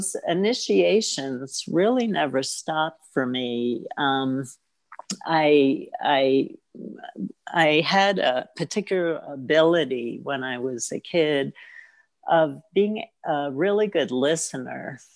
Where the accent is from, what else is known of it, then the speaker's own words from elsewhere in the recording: New York City, New York, United States; I grew up, I was born in Brooklyn